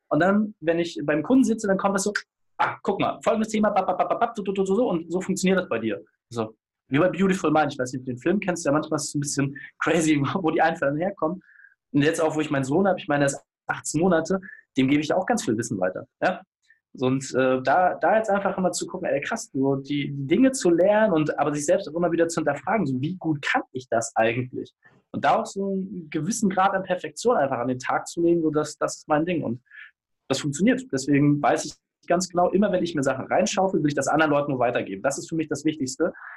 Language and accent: German; Hamburg, Germany; als Hamburger